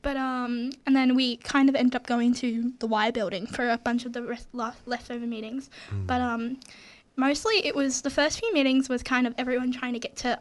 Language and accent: English; Ballarat, Victoria, Australia; I'm also from Ballarat